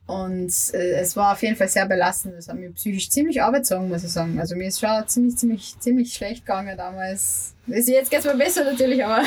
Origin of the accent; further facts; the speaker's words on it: Upper Austria, Austria; now in Vienna, Austria; Ich bin ja ursprünglich aus Oberösterreich